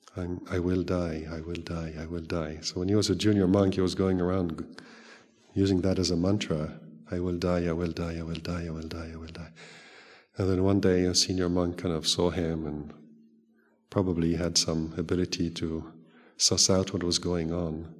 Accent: Switzerland; also born or lived in Thailand; now in England, United Kingdom; I grew up in Switzerland.

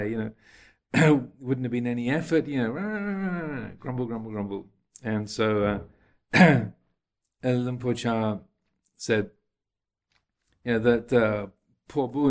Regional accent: United Kingdom; accent: English; People often think my accent is is um, not English anymore, but I often get asked if I'm South African or Australian or American.

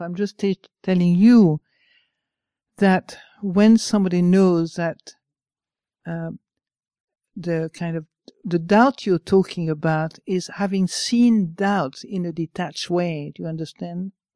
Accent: France; English is a second language; moved away; I'm French, I'm not even English.

